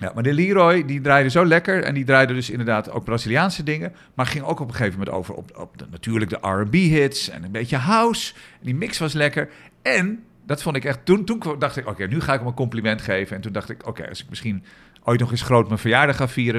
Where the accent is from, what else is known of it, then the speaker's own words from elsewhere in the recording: Amsterdam, North Holland, Netherlands; voor ons als Amsterdammers